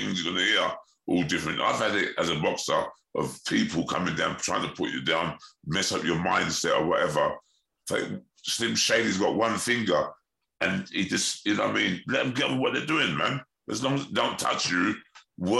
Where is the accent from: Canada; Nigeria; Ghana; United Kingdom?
United Kingdom; London; I'm a boy from South London